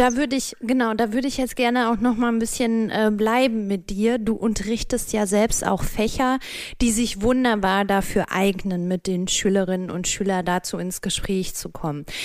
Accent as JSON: {"language": "German", "region": "North Rhine-Westphalia", "country": "Germany", "tie": "born or raised there", "moved": "yes", "said": "ich schicke liebe Grüße in meine Heimat Nordrhein-Westfalen"}